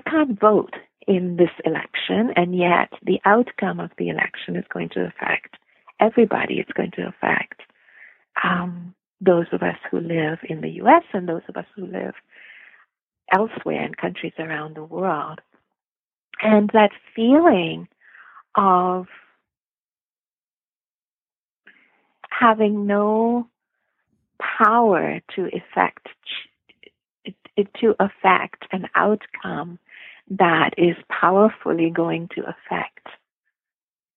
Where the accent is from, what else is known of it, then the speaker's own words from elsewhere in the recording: India; moved away; I grew up in India